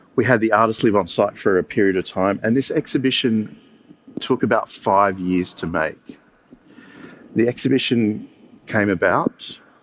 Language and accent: English; Campbelltown, New South Wales, Australia; I grew up in Campbelltown